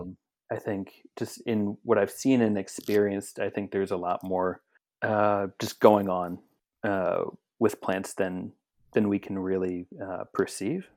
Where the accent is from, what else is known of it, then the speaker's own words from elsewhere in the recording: Philadelphia, Pennsylvania, United States; I'm from Philadelphia, Pennsylvania